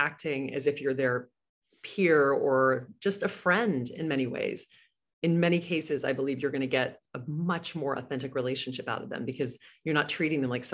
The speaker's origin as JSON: {"language": "English", "region": "Louisiana", "country": "United States", "tie": "born or raised there", "moved": "as an adult", "lives_now": "New York City, United States", "said": "I grew up in Louisiana"}